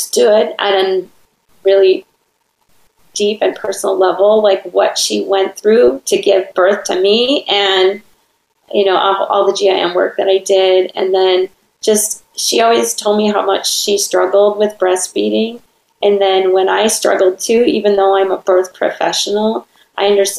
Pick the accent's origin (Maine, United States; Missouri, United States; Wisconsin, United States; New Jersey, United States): Wisconsin, United States; now in Orange County, California, United States; I'm from Wisconsin